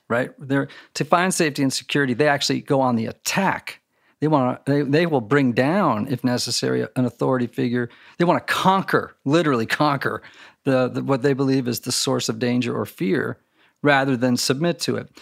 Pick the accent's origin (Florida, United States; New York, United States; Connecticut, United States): Connecticut, United States; I grew up in Connecticut